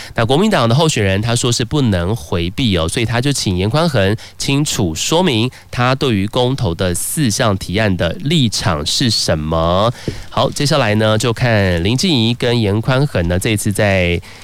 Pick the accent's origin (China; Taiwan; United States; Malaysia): Taiwan; 咱们台湾人